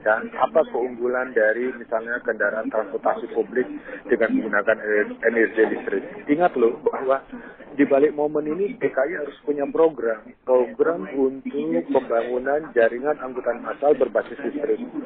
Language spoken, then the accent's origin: Indonesian; Jakarta, Indonesia; saya sebagai warga Jakarta